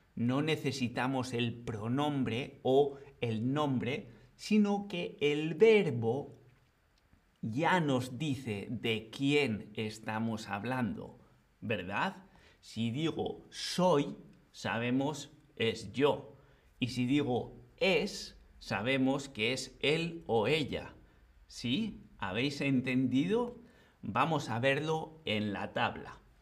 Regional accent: Spain; soy español

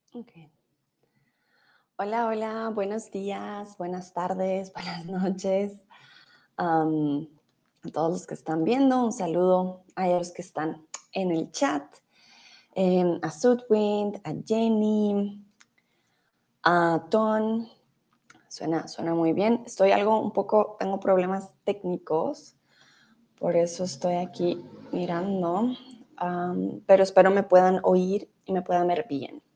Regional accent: Colombia; vengo de Colombia

